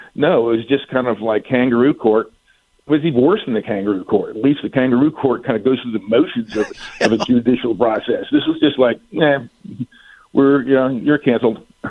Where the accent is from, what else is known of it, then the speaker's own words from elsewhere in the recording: Virginia, United States; when I was growing up in Virginia.